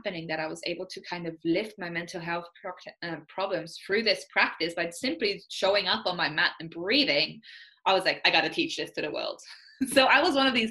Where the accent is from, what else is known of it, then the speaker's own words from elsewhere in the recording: Estonia; moved away as an adult; also born or lived in Austria / New Zealand; now in Canada; I'm from Estonia, which is basically like when I was growing up, it was still the Soviet Union in a way